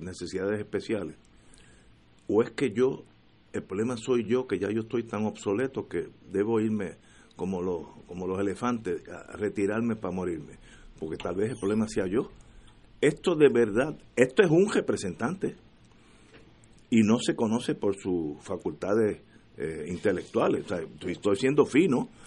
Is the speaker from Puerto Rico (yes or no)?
yes; Puerto Rico; todos los que somos puertorriqueños